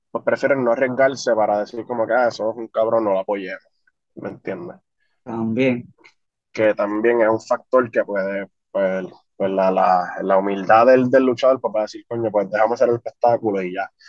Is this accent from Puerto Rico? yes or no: yes; Bayamón, Puerto Rico; Yo, yo soy de barrio, soy de Vallejo.